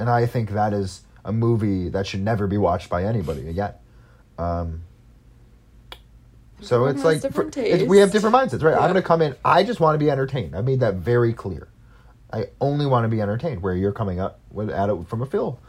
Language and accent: English; United States; That's just me being American and not speaking Korean.